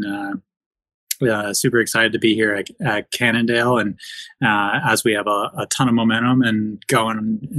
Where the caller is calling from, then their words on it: Park City, Utah, United States; Got the snowblower out this morning, finally, in Park City, Utah.